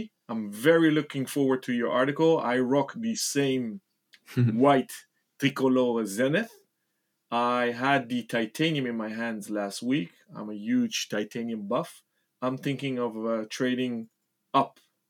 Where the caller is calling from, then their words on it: Amsterdam, North Holland, Netherlands; Good morning, chaps. I'm calling in from Amsterdam.